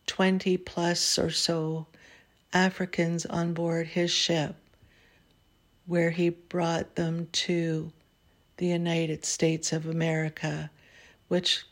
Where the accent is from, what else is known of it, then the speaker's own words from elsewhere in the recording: Canada; As a Canadian